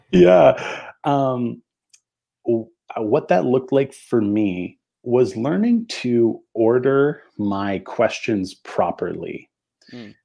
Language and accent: English; Canada; I have French Canadian heritage because I'm from Canada and I live in Canada